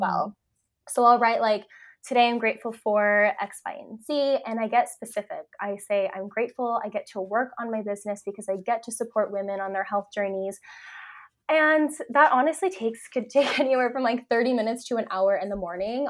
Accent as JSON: {"language": "English", "region": "California", "country": "United States", "moved": "as an adult", "lives_now": "Vancouver, Canada", "said": "I live in Canada, I'm actually from California, so I made that move a couple years ago"}